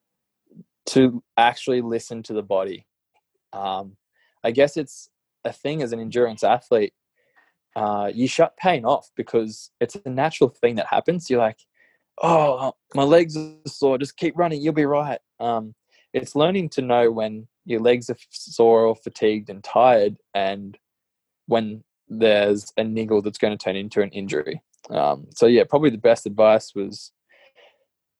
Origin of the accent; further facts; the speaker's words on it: Gold Coast, Queensland, Australia; growing up on the Gold Coast